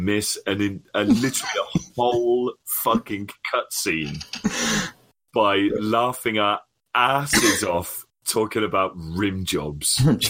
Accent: United Kingdom; I'm fucking British.

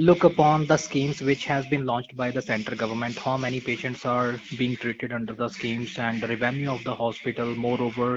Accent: Punjab, India; English is a second language; I'm from Punjab State and I live at Ludhiana City.

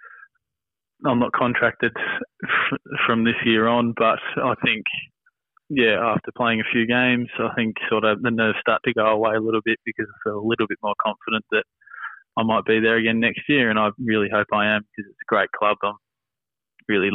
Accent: Trafalgar, Victoria, Australia; I grew up in Gippsland, a small town called Trafalgar, played local footy there

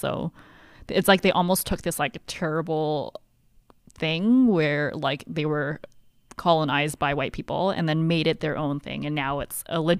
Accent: Hong Kong; oh, I'm from Hong Kong. Like I was born in Hong Kong, but I'm pretty whitewashed.

